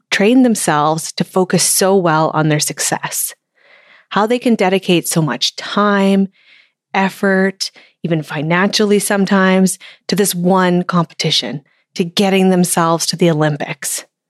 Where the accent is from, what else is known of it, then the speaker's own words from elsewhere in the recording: Canada; It's so much fun to cheer for my home country